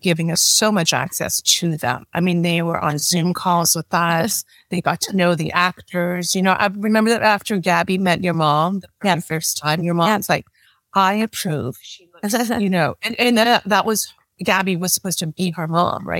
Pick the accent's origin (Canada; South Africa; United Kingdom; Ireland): Canada; moved away; I'm Chinese Canadian.